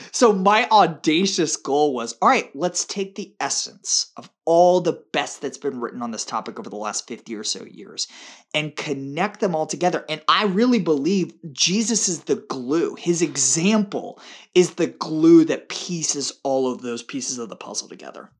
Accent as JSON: {"language": "English", "town": "Tampa", "region": "Florida", "country": "United States", "tie": "born or raised there", "said": "my hometown of Tampa"}